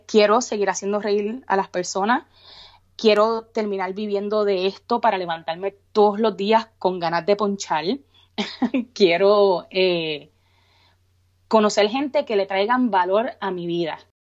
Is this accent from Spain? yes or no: no; Bayamón, Puerto Rico; moved away as an adult; now in Texas, United States; original de Bayamón